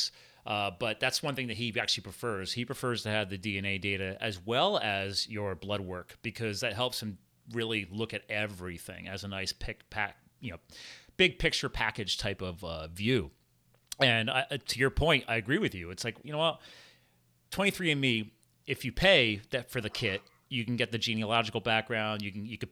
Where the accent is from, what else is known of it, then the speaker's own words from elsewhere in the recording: United States; I was born in the USA, so I'm American